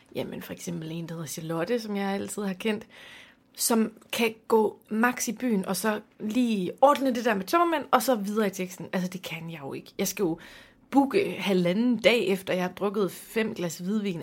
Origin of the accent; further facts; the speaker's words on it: Aarhus, Central Denmark Region, Denmark; jeg er jo fra Aarhus